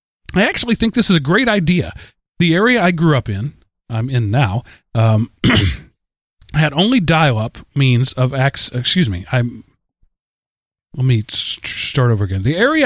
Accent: Seneca, South Carolina, United States; I'm from Seneca, South Carolina, and all of my aunts have their own select versions of Chow Chow, some admittedly better than others.

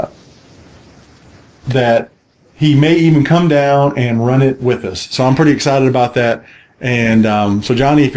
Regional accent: Gulf Coast, Texas, United States; now in Atlanta, United States; where I grew up on the Gulf Coast in Texas

